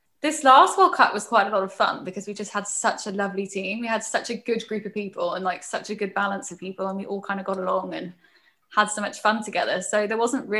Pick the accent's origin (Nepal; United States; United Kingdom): United Kingdom; I'm British through and through